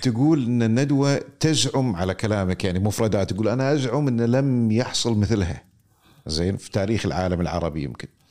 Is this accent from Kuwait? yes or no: yes; Kuwait; عندنا في الكويت